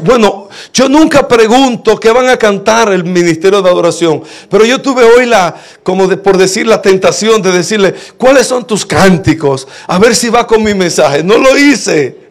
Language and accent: Spanish; La Romana, Dominican Republic; moved away; estaba en la romana, en la iglesia donde me crié